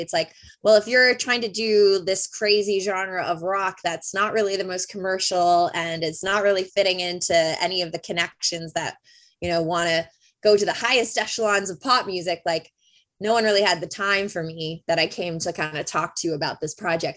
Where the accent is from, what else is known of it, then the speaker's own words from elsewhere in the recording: Bolton, Ontario, Canada; where I grew up in Bolton